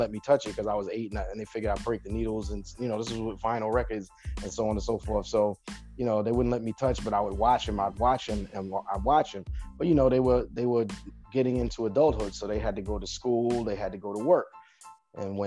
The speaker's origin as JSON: {"language": "English", "town": "New York City", "region": "New York", "country": "United States", "tie": "born or raised there", "also_born_or_lived": "Brentwood, Long Island, New York", "said": "I'm originally from Bushwick, Brooklyn, New York, but then I eventually migrated to Long Island, to Brentwood, Long Island, to be exact."}